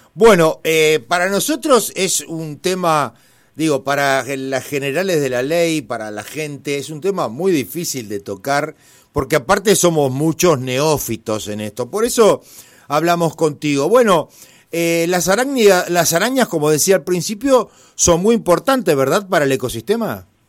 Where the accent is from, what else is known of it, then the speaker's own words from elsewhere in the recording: Italy; yo soy italiano